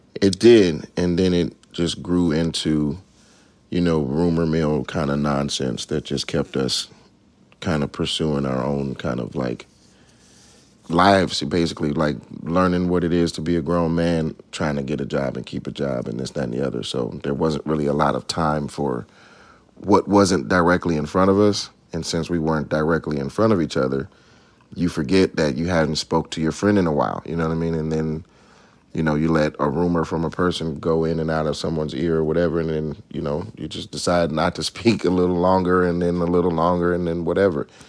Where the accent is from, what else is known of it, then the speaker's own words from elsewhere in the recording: Atlanta, Georgia, United States; moved away; growing up in Atlanta, yeah, we were in the choir